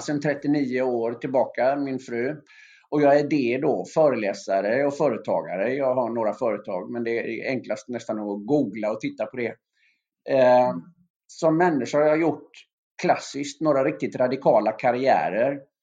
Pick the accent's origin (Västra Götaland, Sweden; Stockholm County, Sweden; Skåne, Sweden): Västra Götaland, Sweden; Öckerö; moved away; mina gamla antagonister hemma på Öckerö